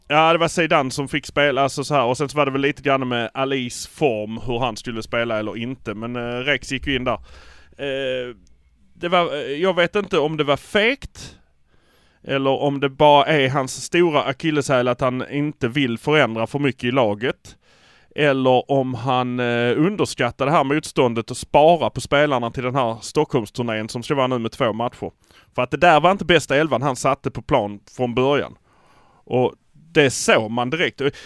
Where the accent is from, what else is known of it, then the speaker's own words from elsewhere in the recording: Malmö, Skåne, Sweden; vi är från Malmö.